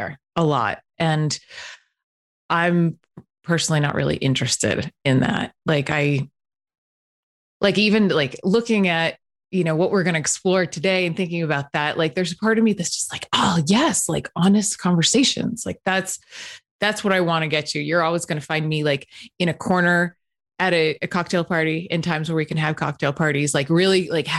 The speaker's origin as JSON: {"language": "English", "region": "Northeast", "country": "United States", "tie": "born or raised there", "moved": "yes", "said": "I was raised in the Northeast"}